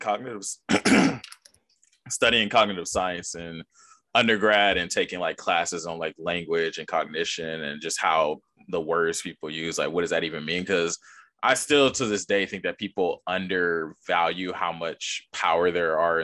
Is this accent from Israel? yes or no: no; United States; I'm American.